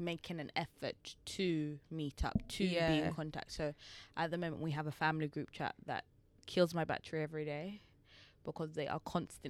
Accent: England, United Kingdom; I'm not from Jamaica, but you know, like I wasn't born there. I was born here.

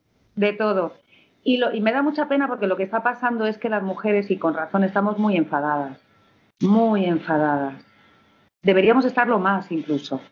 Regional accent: Madrid, Community of Madrid, Spain; also born or lived in Villanueva de Alcardete, Toledo; soy hedionda de Madrid, pero soy hedionda de Madrid

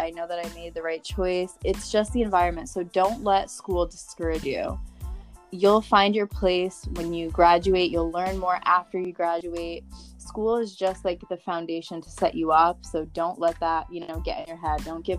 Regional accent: Connecticut, United States; I'm from Connecticut

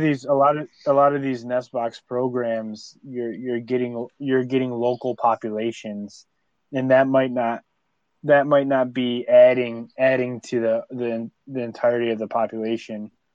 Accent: New York, United States; I'm from New York

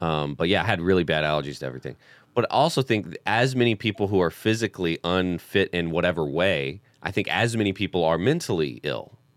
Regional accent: the South, United States; moved away as an adult; now in Los Angeles, United States; I was homeschooled and from the South

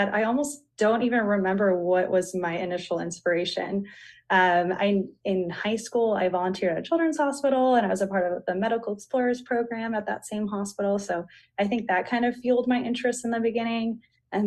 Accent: Florida, United States; moved away as an adult; also born or lived in Grenada / Miami, Florida; now in North Carolina, United States; I'm originally from Florida

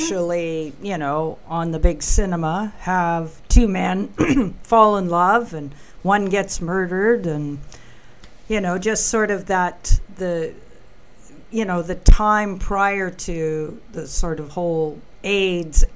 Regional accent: Canada; I say that as a Canadian

